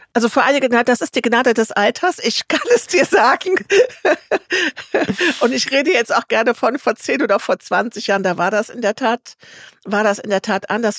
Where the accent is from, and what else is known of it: Germany